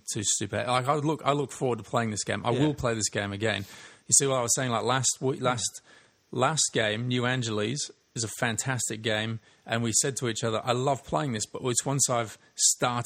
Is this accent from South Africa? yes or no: no; the north of England, United Kingdom; I was born in the north of England